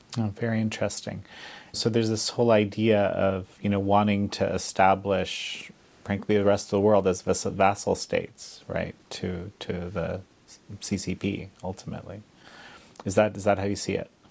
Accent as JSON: {"language": "English", "country": "Canada", "said": "we're both Canadian"}